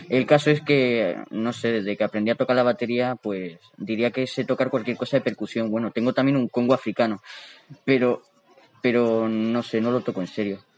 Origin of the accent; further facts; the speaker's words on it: Spain; No, yo, yo, soy, yo soy más español que este y que este